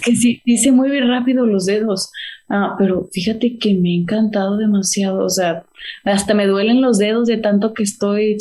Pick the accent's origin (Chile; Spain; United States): United States; McAllen, Texas; pues soy de Macallen. Soy de Macalen